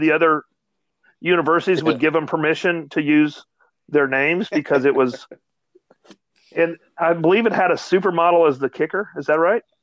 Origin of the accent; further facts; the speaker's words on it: Dallas, Texas, United States; I'm from Dallas